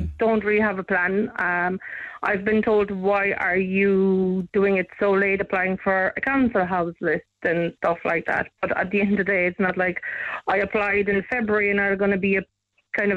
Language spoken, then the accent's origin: English; Poland; now in Ireland; I was born in Poland